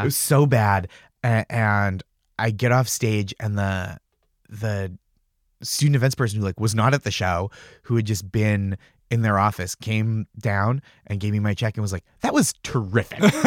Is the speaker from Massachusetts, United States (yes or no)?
yes; Stoneham, Massachusetts, United States; I grew up in Stoneham, Massachusetts, which is, like, just north of the city